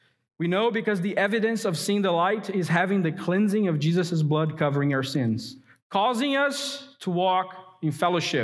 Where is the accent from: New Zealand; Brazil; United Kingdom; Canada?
Brazil; now in United States; My earthly heritage may be Brazilian.